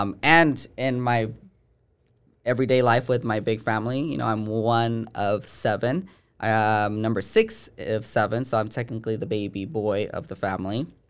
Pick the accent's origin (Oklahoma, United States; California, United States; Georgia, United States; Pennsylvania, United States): California, United States; Bay Point; from the Bay Area. No, uh, and from Bay Point, California